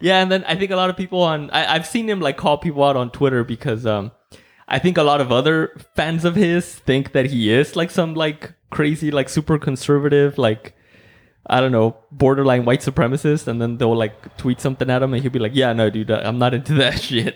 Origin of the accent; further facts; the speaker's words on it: Mexico; English is a second language; moved away; growing up in Mexico